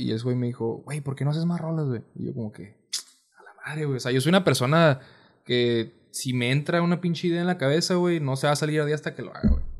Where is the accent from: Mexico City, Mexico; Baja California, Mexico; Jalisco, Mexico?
Baja California, Mexico; Mexicali; soy de Mexicali, tengo 21 años.